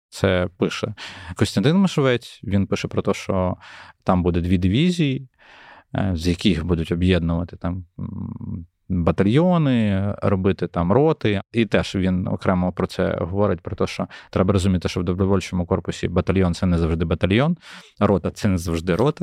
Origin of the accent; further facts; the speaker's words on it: Ukraine; як українцю